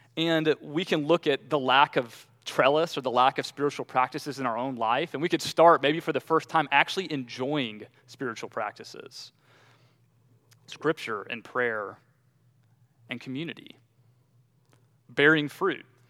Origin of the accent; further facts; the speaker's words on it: Southeast, United States; I'm from the Southeast